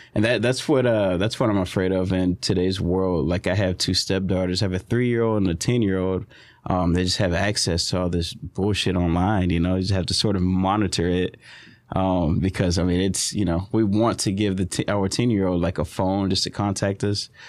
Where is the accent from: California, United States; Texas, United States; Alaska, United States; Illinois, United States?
Texas, United States; Southeast; we're from Southeast Texas